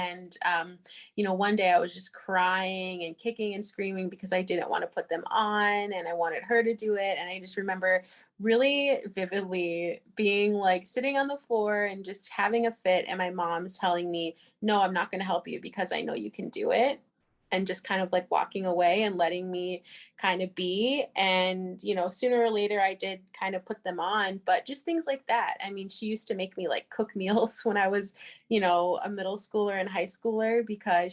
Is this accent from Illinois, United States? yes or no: no; Seattle, Washington, United States; also born or lived in St. Cloud, Minnesota; now in St. Paul, United States; I was born in Seattle, Washington